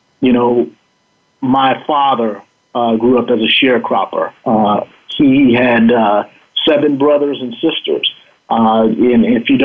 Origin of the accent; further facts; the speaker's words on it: United States; as a black man growing up in the United States